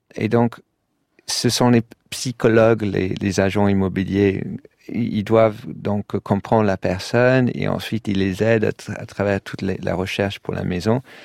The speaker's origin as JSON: {"language": "French", "region": "London", "country": "United Kingdom", "tie": "born or raised there", "also_born_or_lived": "Paris, France", "second_language": "French", "moved": "as an adult", "lives_now": "Brussels, Belgium", "said": "comme à Londres pendant les années 80. C'est là où j'ai grandi"}